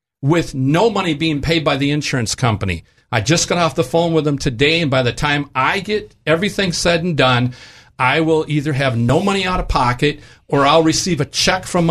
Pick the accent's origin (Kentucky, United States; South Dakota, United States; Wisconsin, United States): Wisconsin, United States; moved away; my home state of Wisconsin